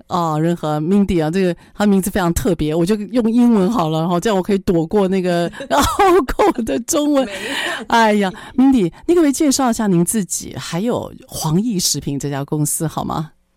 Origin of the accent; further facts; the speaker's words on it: Taiwan; 身为台湾人